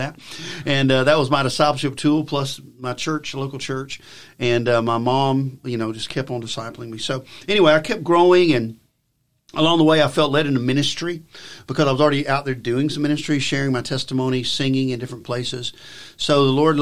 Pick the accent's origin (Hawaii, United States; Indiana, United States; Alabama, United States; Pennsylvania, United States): Alabama, United States; I'm from Alabama. My father was a farmer, as well as someone who worked a blue collar factory job. But he did the weekend farming